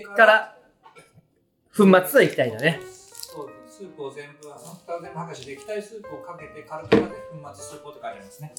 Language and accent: Japanese; Gifu, Japan; 私、岐阜県人じゃないですか